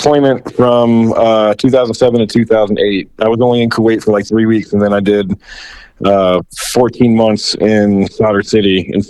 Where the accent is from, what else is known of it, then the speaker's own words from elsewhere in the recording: Clearwater, Florida, United States; I'm from Clearwater, actually. I was born in Morton Plant Hospital. I went to Clearwater High School, John F. Kennedy Middle School. I joined the Army when I was 21.